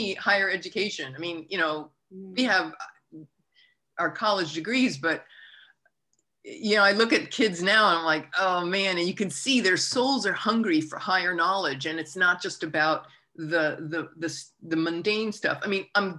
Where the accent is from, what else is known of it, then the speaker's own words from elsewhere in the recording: United States; as an American